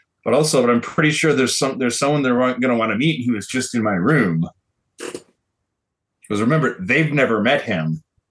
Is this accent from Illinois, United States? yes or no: yes; Illinois, United States; born there; Oh, I was not. I was born in Illinois, dude.